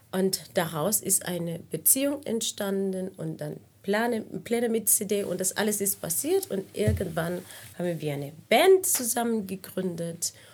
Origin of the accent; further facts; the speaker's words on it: Cuba; first language Spanish; German is a second language; moved away as an adult; also born or lived in Havana / Prague; now in Berlin, Germany; überwiegend habe ich meine ganze Kindheit in Kuba verbracht, außer also diese drei, vier Jahre